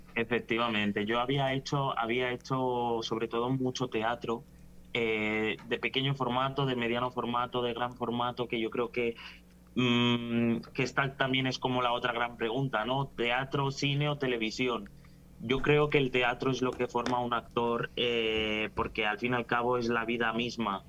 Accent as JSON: {"language": "Spanish", "area": "Las Palmas de Herrera", "region": "Distrito Nacional", "country": "Dominican Republic", "moved": "yes", "lives_now": "Spain", "said": "Yo soy de La Palma de Herrera"}